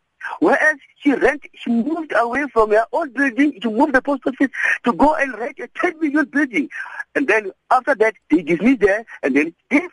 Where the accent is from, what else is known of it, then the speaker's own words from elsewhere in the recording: Mutale, Limpopo, South Africa; I'm telling to you now, I'm from Mutale.